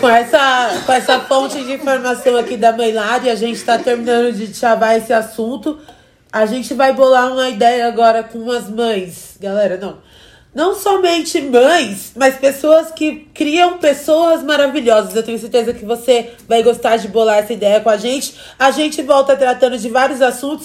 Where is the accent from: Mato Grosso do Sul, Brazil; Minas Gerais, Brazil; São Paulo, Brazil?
São Paulo, Brazil; Francisco Morato; eu sou lá de Francisco Morato